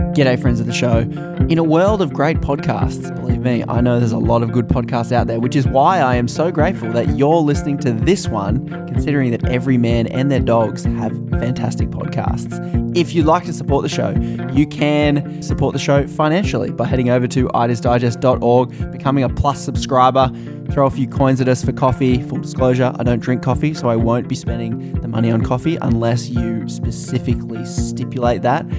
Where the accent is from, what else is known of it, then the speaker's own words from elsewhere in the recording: Australia; I'm from Australia